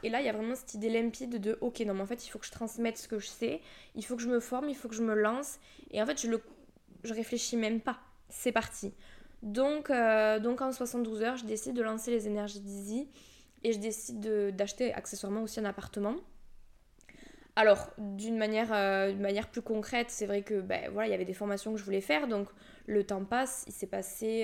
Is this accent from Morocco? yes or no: no; Toulouse, Occitania, France; accent: Toulouse; je viens de la région toulousaine, mais ça je pense que tu vas vite t'en rendre compte à mon accent